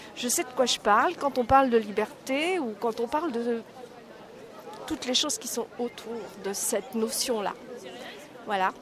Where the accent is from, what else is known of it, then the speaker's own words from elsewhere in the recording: Prague, Czechia; now in France; je suis née en Tchécoslovaquie, à Prague. Donc, euh, j'ai grandi sous un régime euh, communiste